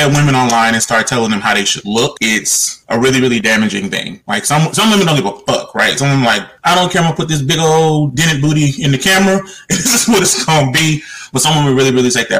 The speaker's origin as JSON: {"language": "English", "town": "Las Vegas", "region": "Nevada", "country": "United States", "tie": "born or raised there", "said": "growing up in Las Vegas, I knew people like Roscoe."}